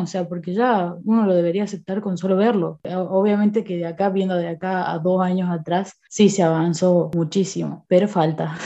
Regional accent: Córdoba, Argentina; also born or lived in Buenos Aires; nací en Buenos Aires y eh, me vine a Córdoba. Bueno, casi toda la vida viví acá

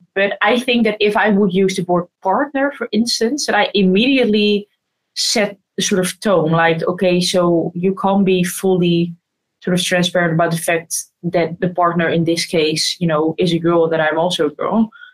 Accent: Netherlands; I think I'm definitely privileged to have been born and raised in the Netherlands

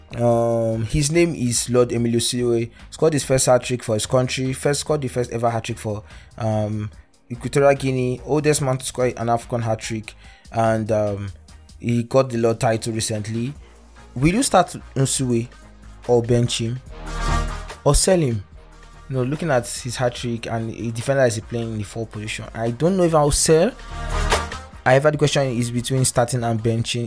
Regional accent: Nigeria; as a Nigerian

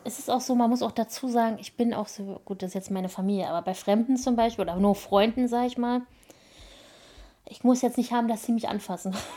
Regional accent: Berlin, Germany; now in Brandenburg, Germany; Ich bin in Berlin geboren

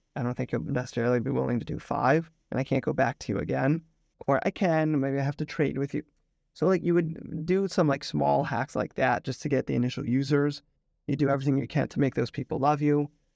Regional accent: Potomac, Maryland, United States; moved away as an adult; also born or lived in New York; now in Tel Aviv, Israel; I grew up in Potomac, Maryland. I now live in Tel Aviv, Israel with my wife and two kids. We moved here five years ago

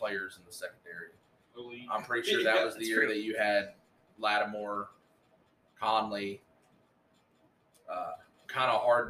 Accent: Texas, United States; As a kid growing up in Texas

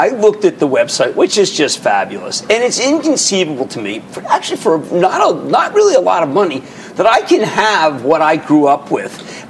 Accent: Brooklyn, New York, United States; I'm from Brooklyn

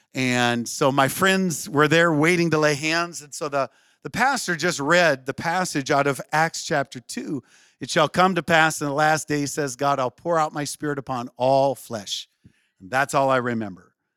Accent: Western Minnesota, United States; also born or lived in Saint Paul, Minnesota / Breckenridge, Minnesota; I was born in Saint Paul and, uh, grew up in Western Minnesota.

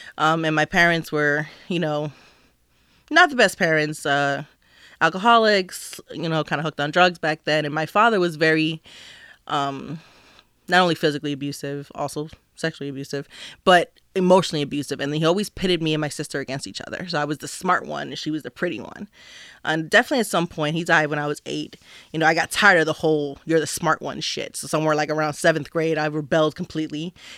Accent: New Jersey, United States; I'm from New Jersey.

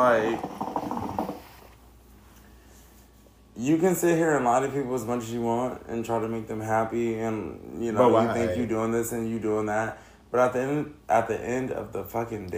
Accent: Northern California, United States; now in San Diego, United States; I'm a North California nigga. Like, we don't live down here in San Diego's area

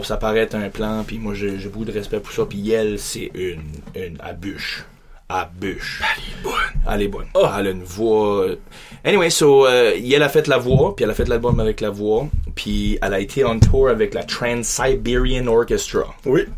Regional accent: Beresford, New Brunswick, Canada; je suis grandi, je suis un Acadien, grandi à Beresford

